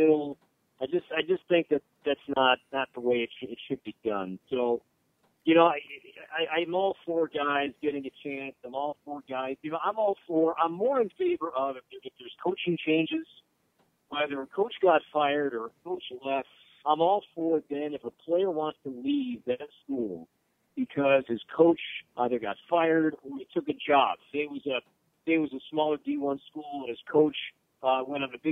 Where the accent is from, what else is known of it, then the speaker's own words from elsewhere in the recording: Chicago, Illinois, United States; I grew up a Bulls fan. I grew up in Chicago